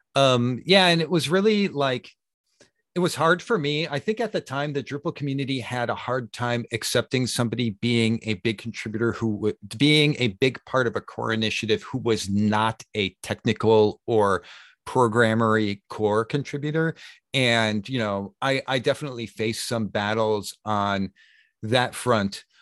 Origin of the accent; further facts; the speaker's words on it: Chicago, Illinois, United States; moved away as an adult; now in Sweden; Chicago is my hometown